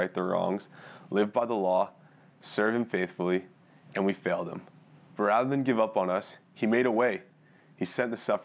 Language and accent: English; Edmonton, Alberta, Canada; also born or lived in Pambrun, Saskatchewan / Red Deer, Alberta; I grew up in Edmonton, and I actually attended Leslie with my family growing up